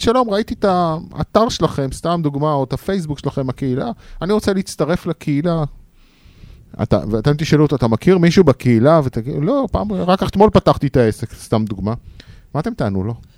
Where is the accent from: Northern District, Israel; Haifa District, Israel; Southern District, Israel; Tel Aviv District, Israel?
Haifa District, Israel; the Krayot; now in Central Israel, Israel; אני קרייתי ב-DNA שלי, גם קרייתי. אומנם אני המון שנים כבר במרכז